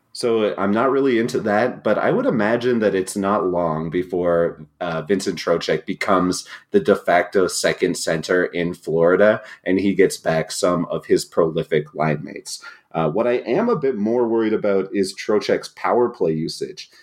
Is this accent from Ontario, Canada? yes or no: no; New Brunswick, Canada; I'm not from Acadian New Brunswick, but I am from New Brunswick, the only bilingual province